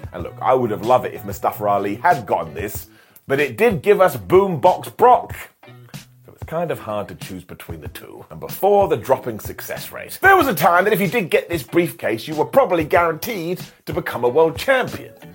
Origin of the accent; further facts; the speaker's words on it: United Kingdom; us British idiots